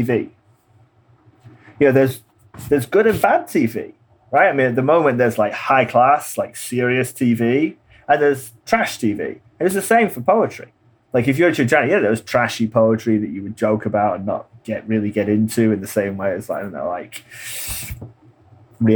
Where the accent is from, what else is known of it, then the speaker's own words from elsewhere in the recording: England, United Kingdom; moved away as an adult; now in United States; growing up in England